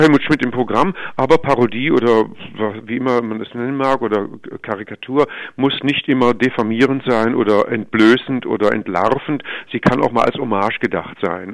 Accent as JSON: {"language": "German", "town": "Stuttgart", "region": "Baden-Württemberg", "country": "Germany", "said": "ich komme aus Stuttgart"}